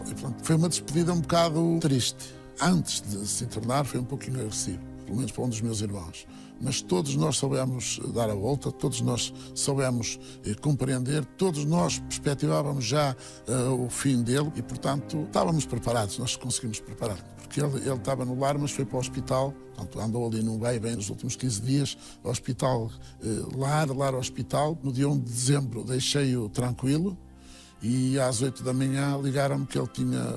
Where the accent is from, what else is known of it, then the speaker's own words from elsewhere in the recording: Vila Nova de Anha, Norte, Portugal; A minha terra faz-me ser feliz, desde logo porque tenho lá todas as minhas raízes. Moro em frente à escola primária onde eu andei